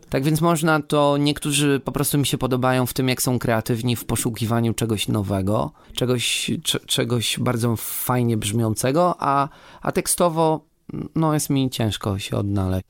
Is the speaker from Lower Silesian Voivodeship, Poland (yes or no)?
yes; Wrocław, Lower Silesian Voivodeship, Poland; u nas we Wrocławiu